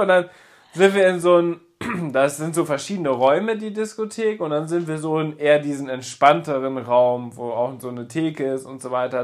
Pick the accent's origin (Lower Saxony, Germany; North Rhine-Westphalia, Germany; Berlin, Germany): Lower Saxony, Germany; Papenburg; Ich komme gebürtig aus Papenburg, bin da aufgewachsen